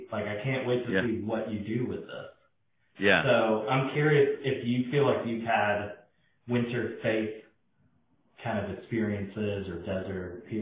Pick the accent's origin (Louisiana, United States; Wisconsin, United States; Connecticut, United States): Wisconsin, United States; Oshkosh; moved away as an adult; also born or lived in Memphis, Tennessee; growing up in Wisconsin